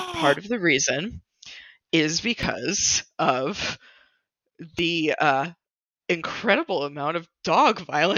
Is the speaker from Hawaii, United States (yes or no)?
no; New York, United States; I grew up in New York